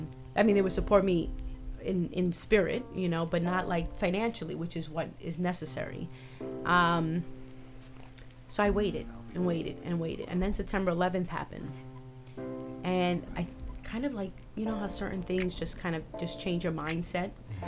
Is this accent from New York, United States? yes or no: yes; New York, United States; such an eye opener being a New Yorker